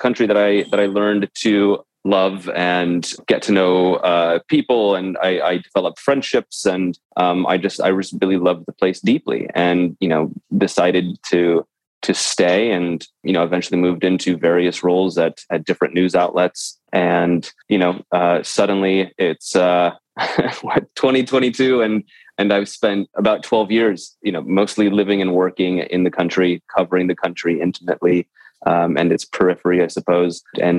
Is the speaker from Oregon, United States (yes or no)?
yes; Portland, Oregon, United States; moved away as an adult; also born or lived in Ukraine; I'm originally from Portland, Oregon, and I've been working in some small newspapers and magazines out there back in 2008, 2009